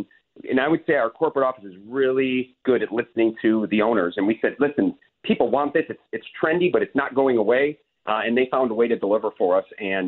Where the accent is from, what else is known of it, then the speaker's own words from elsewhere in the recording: Chicago, Illinois, United States; I'm from Chicago